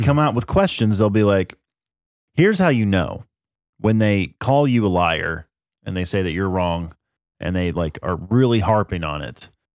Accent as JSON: {"language": "English", "country": "United States", "said": "I'm an American"}